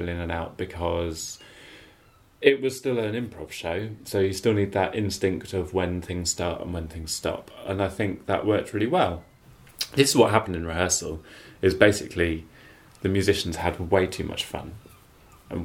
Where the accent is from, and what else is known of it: England, United Kingdom